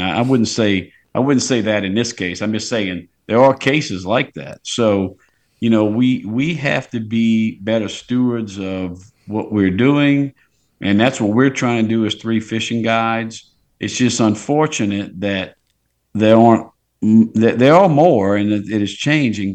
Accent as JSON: {"language": "English", "town": "Port Sulphur", "region": "Louisiana", "country": "United States", "tie": "born or raised there", "said": "I grew up in Port Sulphur. A lot of the captains on those boats are from Plaquemines where I grew up"}